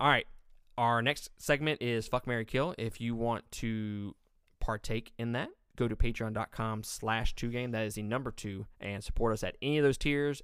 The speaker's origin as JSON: {"language": "English", "region": "Mississippi", "country": "United States", "said": "I'm from Mississippi."}